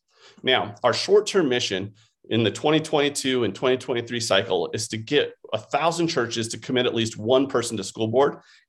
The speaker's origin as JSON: {"language": "English", "region": "Colorado", "country": "United States", "also_born_or_lived": "Oklahoma", "moved": "yes", "lives_now": "Northern California, United States", "said": "So I'm originally from Colorado. This is my wife and three daughters. We lived in Oklahoma for 17 years and now are currently in Northern California."}